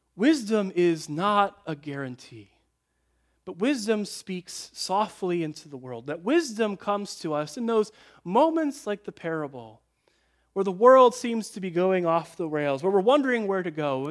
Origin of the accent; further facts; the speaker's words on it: Midwest, United States; I grew up in the Midwest